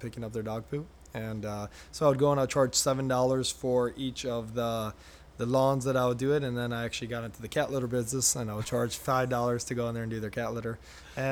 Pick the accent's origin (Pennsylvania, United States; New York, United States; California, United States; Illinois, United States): Illinois, United States; Chicago; I grew up in Chicago